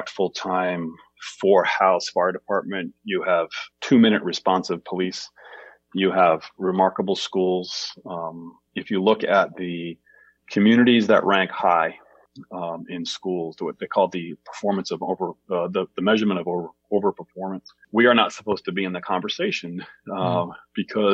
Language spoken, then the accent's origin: English; Bangor, Maine, United States; also born or lived in Portland, Maine / Lewiston, Maine; I grew up in Bangor